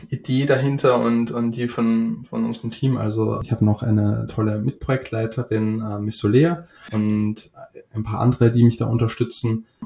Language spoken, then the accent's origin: German; Austria; now in Hamburg, Germany; seit circa fünf Jahren wohne ich in Hamburg. Uh, ursprünglich komme ich aus Österreich